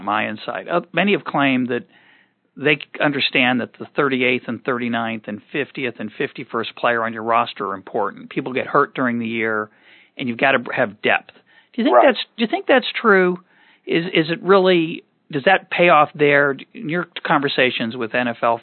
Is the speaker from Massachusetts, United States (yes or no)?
yes; Boston, Massachusetts, United States; I grew up in Boston